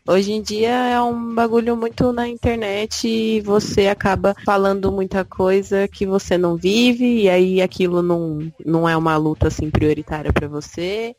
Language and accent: Portuguese; interior of São Paulo, Brazil; eu sou sou do interior de São Paulo